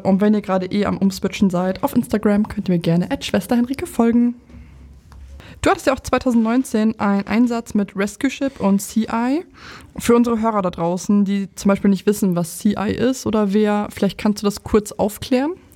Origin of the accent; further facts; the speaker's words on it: Lower Saxony, Germany; moved away as an adult; also born or lived in Oldenburg; now in Berlin, Germany; ich komme ja aus Niedersachsen